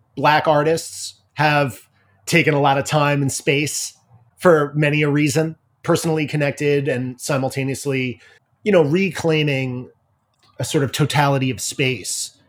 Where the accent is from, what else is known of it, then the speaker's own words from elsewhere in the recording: Ridge, New York, United States; I grew up in Ridge, which is probably, like, an hour west of you right now.